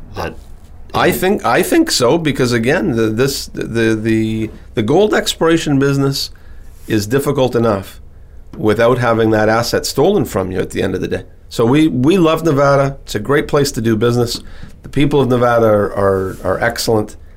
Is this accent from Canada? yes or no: yes; Timmins, Ontario, Canada; I was born in Timmins, Ontario. And Timmins, Ontario is a small city in, in northern Ontario, Canada